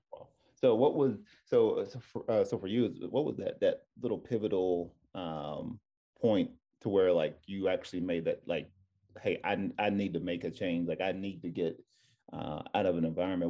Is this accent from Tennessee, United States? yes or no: yes; Tennessee, United States; now in California, United States; I'm from Tennessee. It was a culture shock going, coming out here to, to Cali